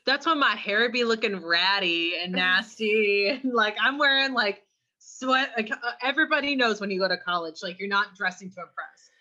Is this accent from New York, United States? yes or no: no; California, United States; I'm from California. I don't have an accent